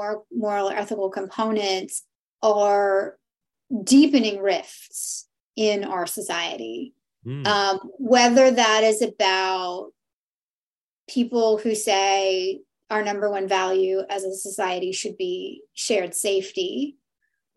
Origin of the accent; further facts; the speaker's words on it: Canada; we're Canadian